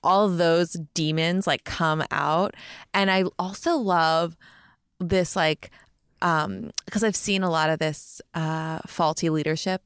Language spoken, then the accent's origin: English; Montclair, New Jersey, United States; I'm from Jersey